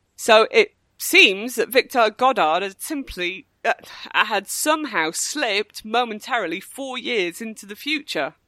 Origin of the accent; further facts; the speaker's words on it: United Kingdom; being British